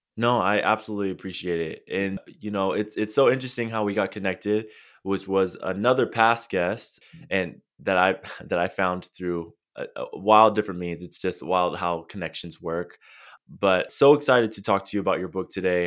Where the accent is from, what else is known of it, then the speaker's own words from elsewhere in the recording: San Diego, California, United States; I'm, I'm originally from San Diego. I live in Southern California, and I grew up just a few minutes from the border